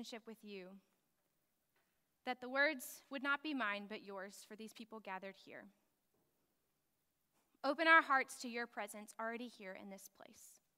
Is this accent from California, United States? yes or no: no; West Texas, United States; I grew up in West Texas and it never snows there anyways